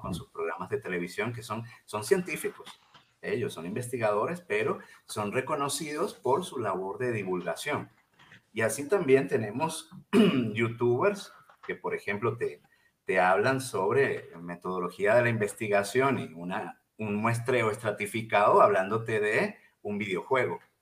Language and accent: Spanish; Venezuela; also born or lived in Mexico; now in Chihuahua, Mexico; yo soy originalmente venezolano